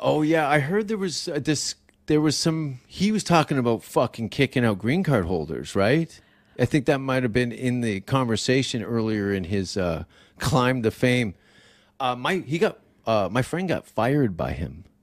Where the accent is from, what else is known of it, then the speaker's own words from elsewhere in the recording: Canada; moved away as an adult; now in United States; I'm Canadian